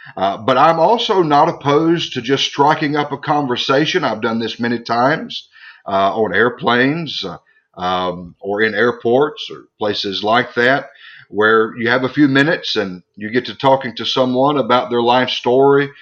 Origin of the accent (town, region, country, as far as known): United States; born or raised there; also born or lived in Scotland